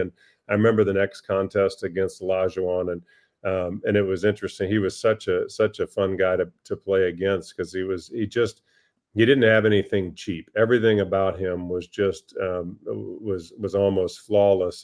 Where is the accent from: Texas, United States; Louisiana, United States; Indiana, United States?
Indiana, United States; moved away as an adult; also born or lived in North Carolina / Boston; my home state